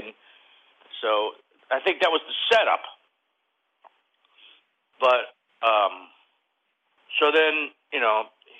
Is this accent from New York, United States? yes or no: yes; New York, United States; moved away as an adult; now in Los Angeles, United States; I grew up, I was born in New York, moved to Hollywood as soon as I heard about it, came here at 20, turned 21 on Dino's on Sunset Strip